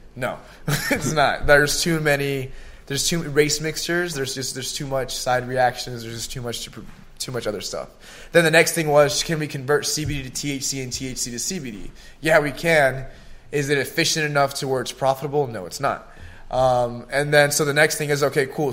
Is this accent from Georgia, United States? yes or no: yes; Gwinnett County, Georgia, United States; also born or lived in Miami / El Salvador; I started like elementary and like middle school for sure in Gwinnett County